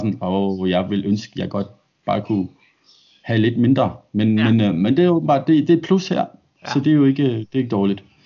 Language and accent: Danish; Denmark; now in Australia; jeg er dansker